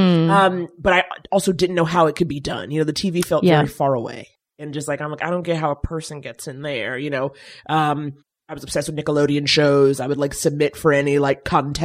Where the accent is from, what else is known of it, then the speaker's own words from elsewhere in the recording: New York, United States; because I was from New York